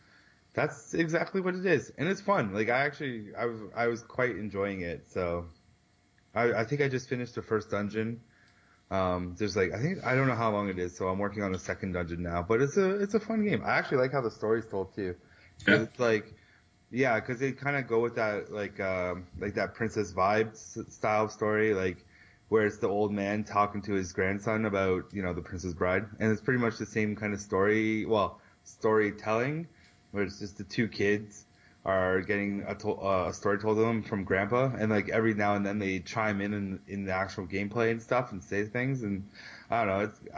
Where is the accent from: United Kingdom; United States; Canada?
Canada; We're celebrating 150 years of being Canadian